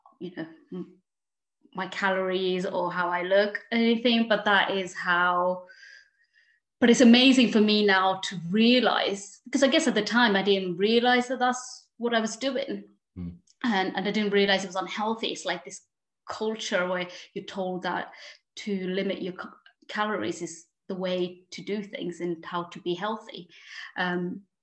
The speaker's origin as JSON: {"language": "English", "region": "London", "country": "United Kingdom", "tie": "born or raised there", "also_born_or_lived": "Paris, France", "moved": "as an adult", "lives_now": "Lake District, United Kingdom", "said": "I was born in Paris and I spent 9 years there. And then we moved to London and that's where I was educated and everything."}